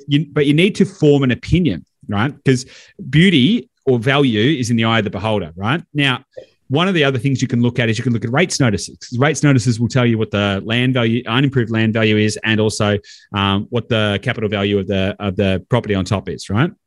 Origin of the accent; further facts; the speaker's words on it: Victoria, Australia; I'm from Victoria